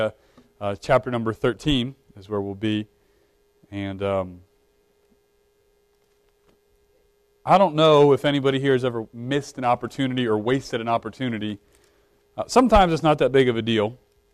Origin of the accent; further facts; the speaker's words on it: Brunswick, Maryland, United States; moved away; I grew up in Maryland